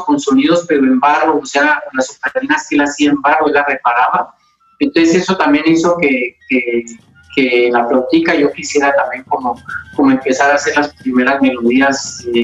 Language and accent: Spanish; Popayán, Cauca, Colombia; Eh, yo nací aquí en Popayán eh, el 11 de abril del 64 en el barrio El Empedrado un barrio pues bien tradicional de acá de la ciudad.